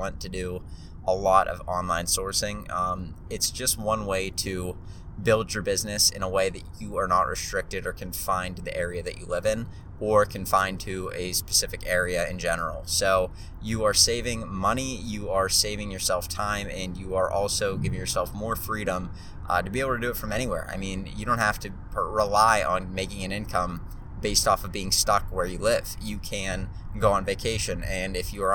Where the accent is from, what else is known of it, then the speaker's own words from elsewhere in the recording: Pittsburgh, Pennsylvania, United States; also born or lived in Charlotte, North Carolina; there's a chance that I end up leaving my hometown of Pittsburgh at some point to move somewhere else